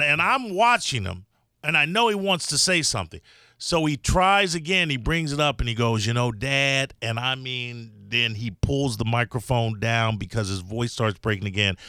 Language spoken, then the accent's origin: English; Chicago, Illinois, United States; now in Florida, United States; I'm from Chicago